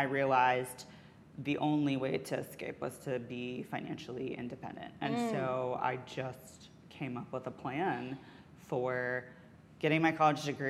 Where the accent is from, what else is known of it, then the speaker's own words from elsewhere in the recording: Alabama, United States; moved away as an adult; I grew up in Alabama